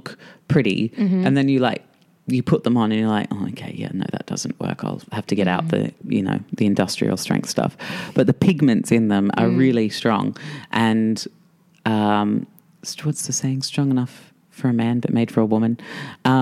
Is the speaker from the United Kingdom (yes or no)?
no; Australia; As an Australian